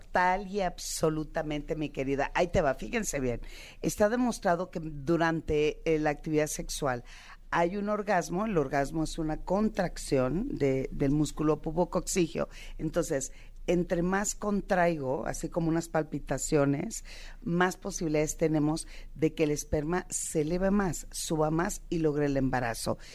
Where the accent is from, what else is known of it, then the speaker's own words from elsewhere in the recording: Sinaloa, Mexico; como buena sinaloense